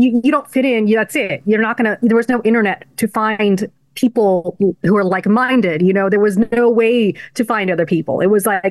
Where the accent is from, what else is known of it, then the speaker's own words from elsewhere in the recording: United States; also born or lived in El Paso; we were some of the first kids born here who are Desi